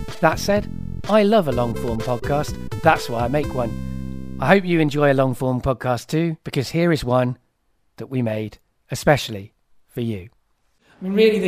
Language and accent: English; King's Lynn, East of England, United Kingdom; place I lived at King's Lynn, where I was born in Norfolk